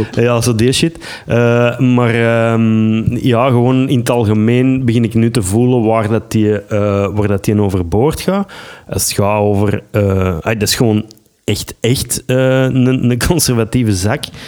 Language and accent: Dutch; Belgium